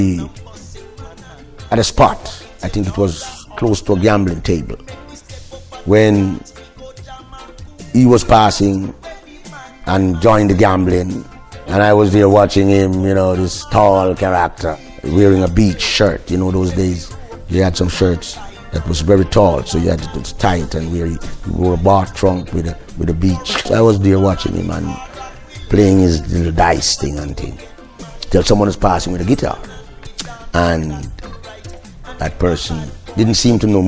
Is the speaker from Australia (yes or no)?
no; Kingston, Jamaica; also born or lived in St. Ann, Jamaica; I grew up in Kingston partially for a while, and then I went to live in St. Anne. That's where I actually met Bob, and I came forward to Kingston afterwards, and I actually am living in Kingston from that time on